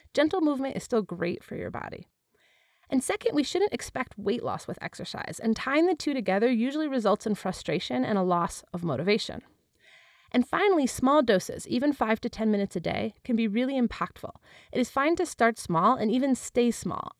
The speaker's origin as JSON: {"language": "English", "region": "Wisconsin", "country": "United States", "tie": "born or raised there", "said": "I was born and raised in Wisconsin"}